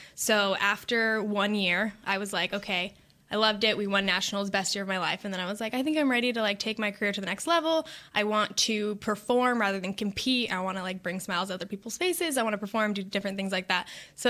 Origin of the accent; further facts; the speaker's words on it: Whittier, California, United States; So I'm from Whittier, California.